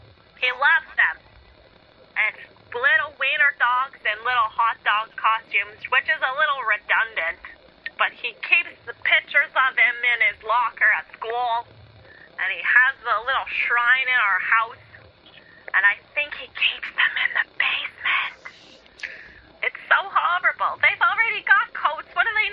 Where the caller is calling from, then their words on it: Bronx, New York, United States; I'm from the Bronx.